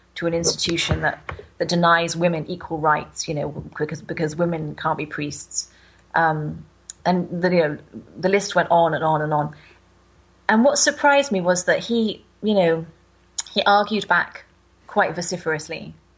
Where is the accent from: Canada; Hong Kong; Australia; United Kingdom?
United Kingdom; I'm from Britain, where the Anglican Church um, was, I'm not sure about now, but it was the kind of main church as I was growing up